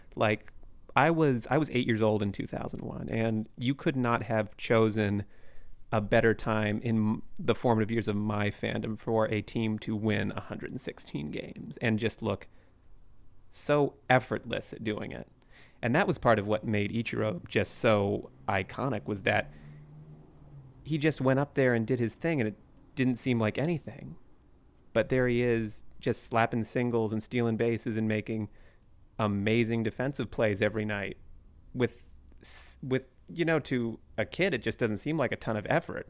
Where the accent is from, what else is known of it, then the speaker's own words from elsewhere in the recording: Shoreline, Washington, United States; also born or lived in Seattle; I was born in Seattle and raised in Shoreline